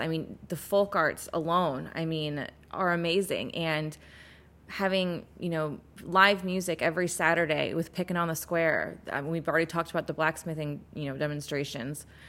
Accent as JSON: {"language": "English", "town": "St. Louis", "region": "Missouri", "country": "United States", "said": "I'm from Saint Louis."}